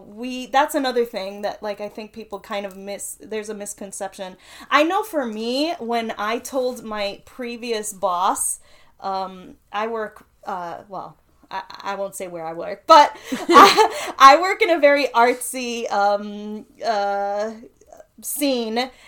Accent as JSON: {"language": "English", "town": "New York City", "region": "New York", "country": "United States", "tie": "born or raised there", "accent": "Queens", "said": "I'm from Queens. You know, grew up. I've lived all over the city of New York City. But, you know, that's my accent."}